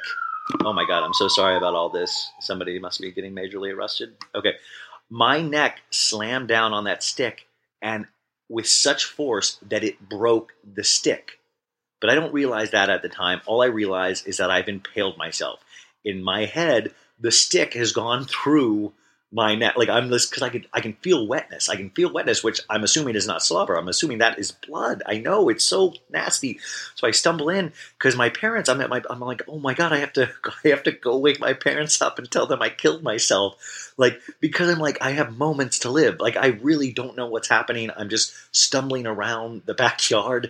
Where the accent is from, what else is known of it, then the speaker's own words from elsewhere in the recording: Kansas, United States; also born or lived in Arizona; now in Los Angeles, United States; I grew up in Kansas. I moved to Arizona and then I moved